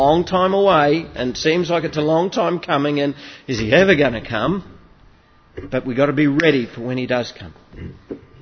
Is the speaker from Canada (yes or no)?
no; Goondiwindi, Queensland, Australia; I grew up in Gundawindi